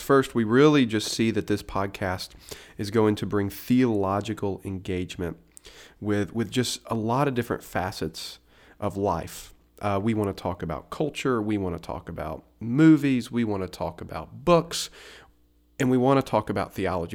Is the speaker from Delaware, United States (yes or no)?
no; Tennessee, United States; moved away as an adult; now in Roanoke, United States; I was, uh, born and raised in Tennessee